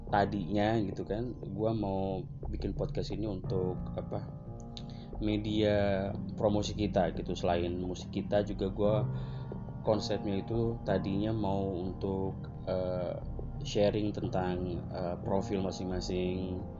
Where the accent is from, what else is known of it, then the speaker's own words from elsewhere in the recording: Cikarang, West Java, Indonesia; harusnya setiap gue libur tuh gue harus pulang ke kampung halaman gue di Cikarang